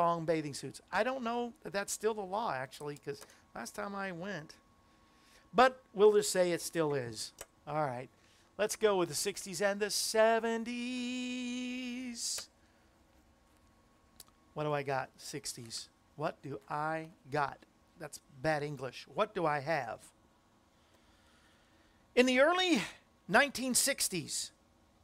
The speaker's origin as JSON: {"language": "English", "region": "Florida", "country": "United States", "tie": "born or raised there", "also_born_or_lived": "Cape Cod, Massachusetts", "moved": "yes", "said": "In Florida, which is where I grew up, I was born in Cape Cod, grew up in Florida"}